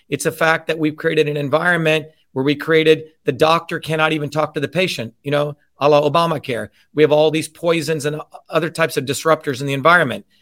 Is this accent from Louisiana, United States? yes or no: no; New Jersey, United States; how I would speak growing up in New Jersey.